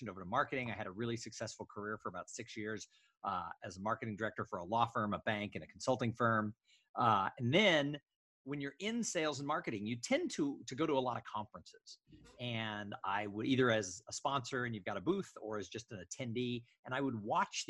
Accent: Los Angeles, California, United States; moved away as an adult; also born or lived in San Diego / Bay Area / Austin, Texas; I grew up in the suburbs of Los Angeles, California

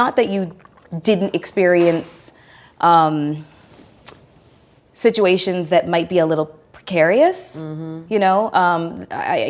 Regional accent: Toronto, Ontario, Canada; moved away as an adult; now in United States; I'm originally from Toronto, Ontario, Canada.

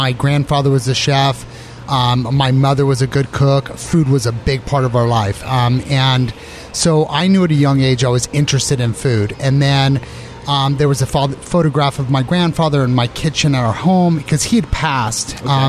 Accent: Arizona, United States; moved away as an adult; also born or lived in San Francisco / New York City; I came from Arizona

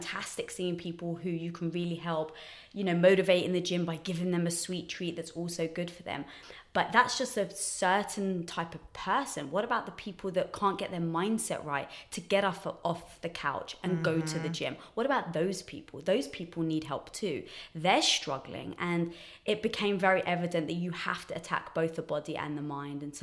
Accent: England, United Kingdom; moved away as an adult; also born or lived in Los Angeles; now in United States; So I'm from England, as some people may guess from the accent

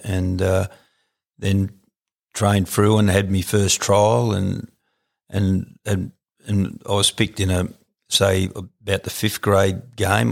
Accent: Canowindra, New South Wales, Australia; also born or lived in Gooloogong; originally uh, was from a little town called Coneandra

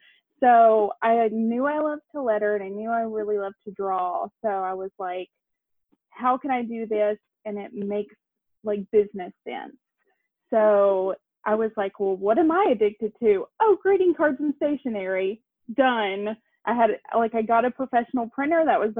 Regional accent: Tennessee, United States; now in Savannah, United States; I'm from East Tennessee.

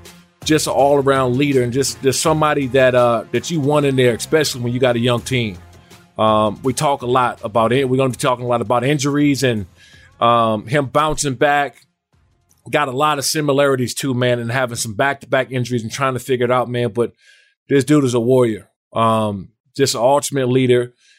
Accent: D.C. area, Maryland, United States; moved away as an adult; also born or lived in Washington, D.C. / San Diego, California; now in California, United States; I grew up in Maryland and Washington, D.C. area. And then I got drafted by the Chargers, like, I just – and I love home. I go back all the time. All my family's still back in Maryland and Washington, D.C. area.

